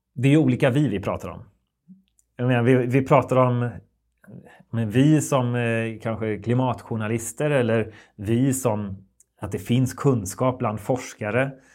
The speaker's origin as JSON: {"language": "Swedish", "region": "West Sweden", "country": "Sweden", "tie": "born or raised there", "said": "i Västsverige där jag växte upp."}